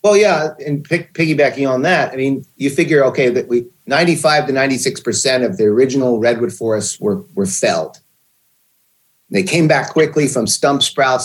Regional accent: Pennsylvania, United States; moved away as an adult; also born or lived in Portland, Oregon; I grew up in Pennsylvania

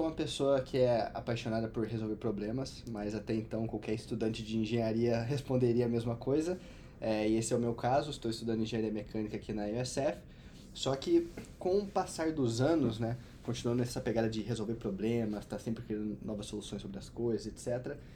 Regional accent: Cachoeira de Minas, Minas Gerais, Brazil; Sou de Cachoeira de Minas, a metrópole de 12 mil habitantes aí no sul de Minas. mineiro.

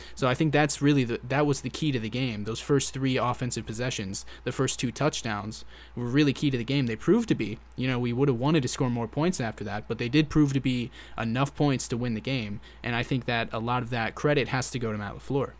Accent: Florida, United States; I'm from Florida. I know how hot it is

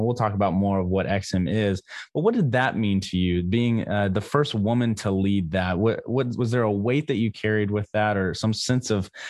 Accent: Missouri, United States; growing up in Missouri

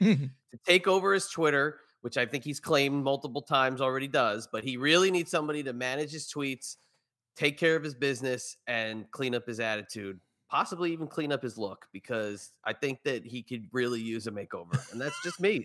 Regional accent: New York, United States; growing up in New York

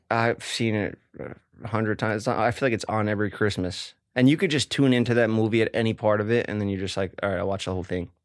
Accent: New York City, New York, United States; growing up in Staten Island

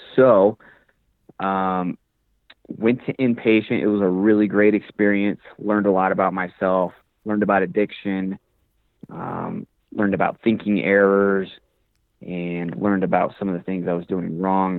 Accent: Woodland Park, Colorado, United States; So I'm from Colorado, from a small town called Woodland Park, about 30 minutes away from Colorado Springs.

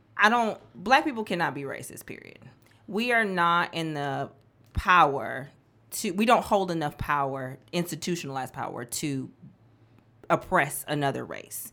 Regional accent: Milwaukee, Wisconsin, United States; moved away as an adult; also born or lived in Nashville, Tennessee; now in Memphis, United States; I was born and raised in Milwaukee, Wisconsin

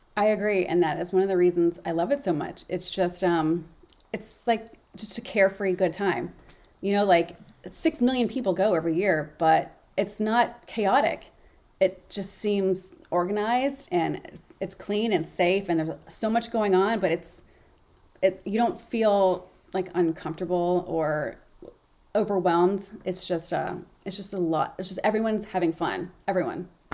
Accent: Memphis, Tennessee, United States; now in New England, United States; Memphis, my hometown

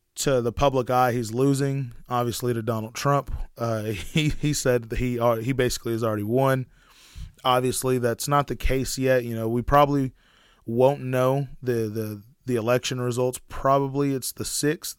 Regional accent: Sherman, Denison, Grayson County, Texas, United States; we're from Sherman, Denison, Grayson County area

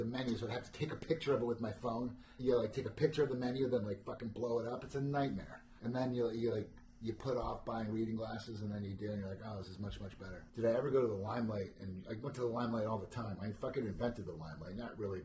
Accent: New Jersey, United States; I'm from New Jersey

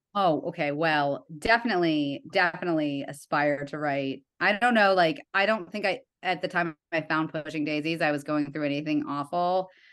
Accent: Evanston, Illinois, United States; moved away; I'm from Evanston

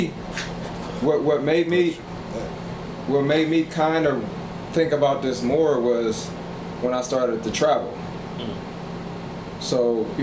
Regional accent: United States; you're from America

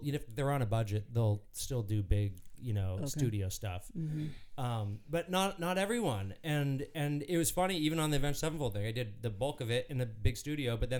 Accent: Anaheim, California, United States; My dad was the director of the Disneyland band, the conductor. So when we grew up, like we grew up at Disneyland in the Disneyland band room

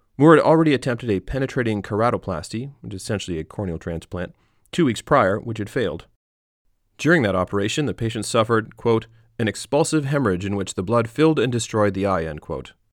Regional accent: Canada; growing up in Canada

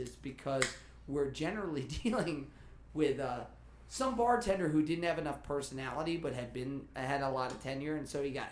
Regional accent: Kansas, United States; I grew up with Matthews. I'm from Kansas.

